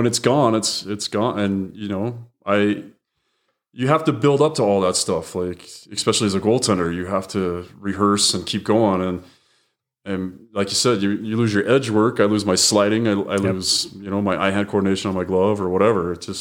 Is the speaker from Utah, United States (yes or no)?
yes; Murray, Utah, United States; And growing up in Murray, there were only, you know, only so many places we could skate.